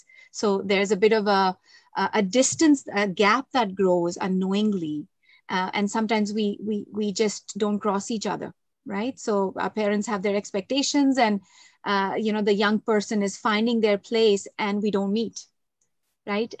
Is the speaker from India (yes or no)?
yes; India; moved away as an adult; now in Canada; growing up in India and coming to Canada in adult years